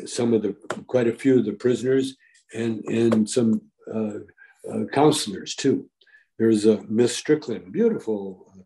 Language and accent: English; Calgary, Alberta, Canada; moved away; also born or lived in Vancouver, Canada; I grew up in Calgary, Alberta, Canada.